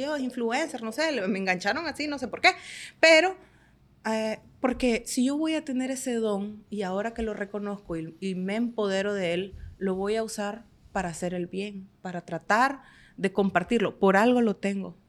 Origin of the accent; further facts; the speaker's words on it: Estelí, Nicaragua; moved away as an adult; now in Managua, Nicaragua; yo soy de Estelí